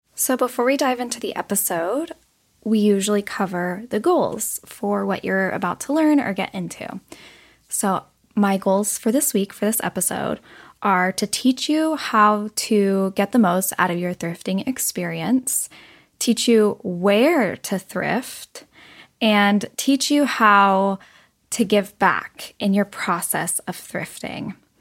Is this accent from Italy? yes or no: no; United States; growing up in America